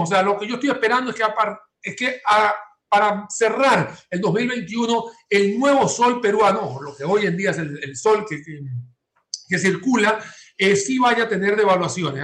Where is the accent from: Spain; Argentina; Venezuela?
Venezuela; Maracaibo, Zulia; now in San José, Costa Rica; desde el estado Zulia, que es donde nací yo en Maracaibo